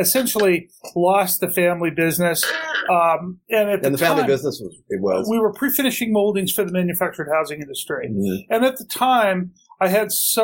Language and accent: English; Portland, Oregon, United States; born and raised in Portland, fifth generation Portlander